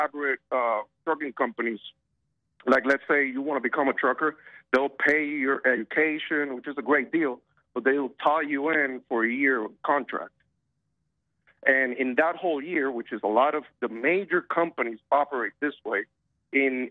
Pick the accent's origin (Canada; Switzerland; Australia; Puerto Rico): Puerto Rico; moved away; I'm from Puerto Rico originally